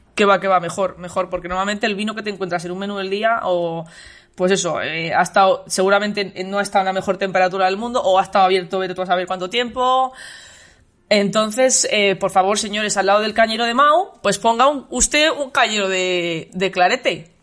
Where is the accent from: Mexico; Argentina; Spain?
Spain; Valladolid, Castile and León; de mi tierra, de, de, Valladolid